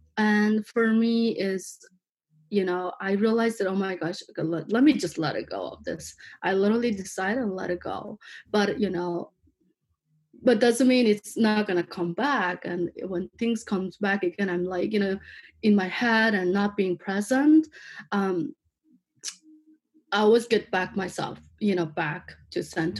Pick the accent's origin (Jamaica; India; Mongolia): Mongolia; moved away as an adult; also born or lived in Seattle / San Francisco / Los Angeles; now in Huntington Beach, United States; I'm from Mongolia. I've been living here now. Like, I moved to here like in 2013.